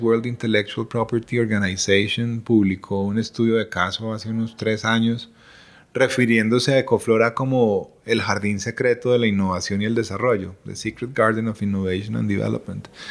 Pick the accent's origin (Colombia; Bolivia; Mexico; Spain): Colombia